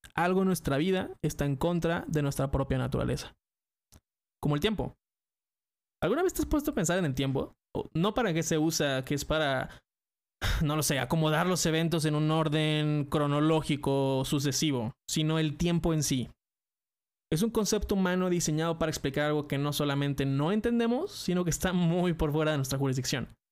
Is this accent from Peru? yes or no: no; Mexico; soy mexicano